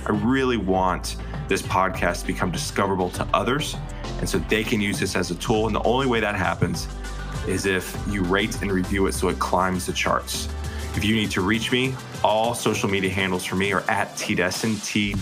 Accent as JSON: {"language": "English", "town": "Lexington", "region": "South Carolina", "country": "United States", "tie": "born or raised there", "said": "So my parents were in Lexington. I went to Lexington High School."}